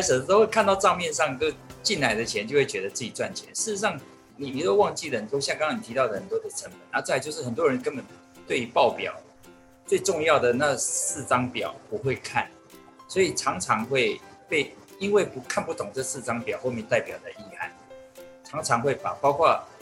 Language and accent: Chinese; Taiwan; 我们从台湾来的